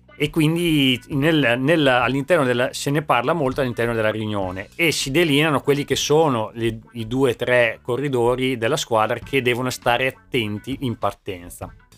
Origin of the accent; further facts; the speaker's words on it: Emilia-Romagna, Italy; Da buon romagnolo